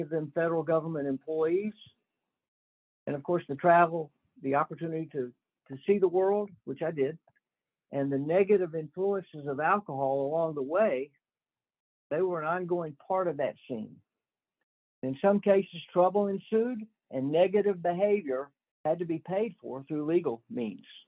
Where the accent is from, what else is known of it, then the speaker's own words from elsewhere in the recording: Northwest Florida, United States; I am from Northwest Florida and grew up in a typical middle class home